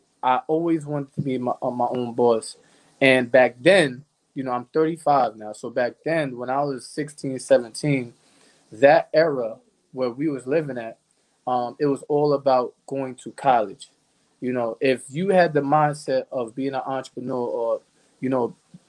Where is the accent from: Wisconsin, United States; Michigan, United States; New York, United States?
New York, United States; New York City; moved away as an adult; now in Bloomfield, United States; I was born and raised in the Bronx